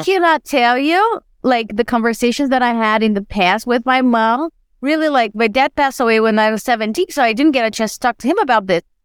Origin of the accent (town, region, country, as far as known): Brazil; English is a second language; moved away as an adult